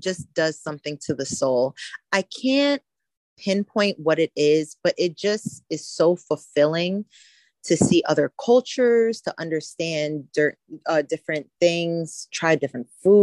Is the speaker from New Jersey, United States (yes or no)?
no; New York, United States; I am from New York. I live in the upstate New York area